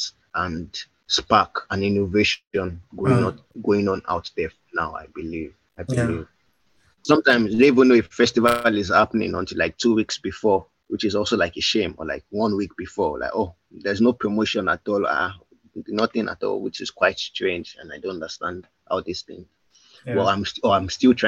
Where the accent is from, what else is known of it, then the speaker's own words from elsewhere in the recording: Ibadan, Oyo, Nigeria; I grew up in Ibadan